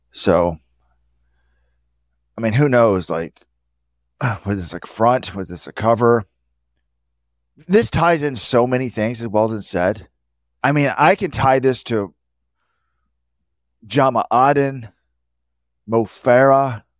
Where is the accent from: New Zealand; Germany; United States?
New Zealand; As a youth growing up in New Zealand, sportsmanship and general morals, you can't consider that.